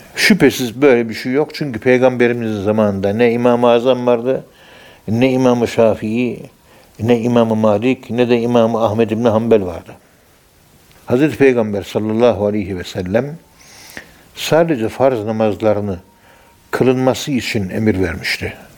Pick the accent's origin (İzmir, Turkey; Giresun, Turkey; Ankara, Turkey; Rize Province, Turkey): Ankara, Turkey; Biz Ankara'nın yerlisiyiz